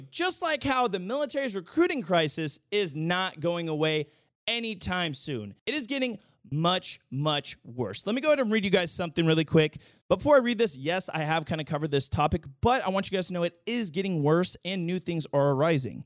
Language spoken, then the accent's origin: English; the Bay Area, California, United States; moved away as an adult; now in Las Vegas, United States; I'm, like, born and raised in California from the Bay